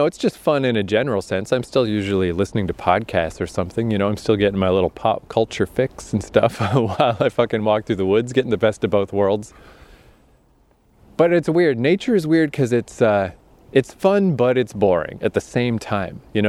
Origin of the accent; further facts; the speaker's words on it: Eastern Canada, Canada; this is a pretty rural area in eastern Canada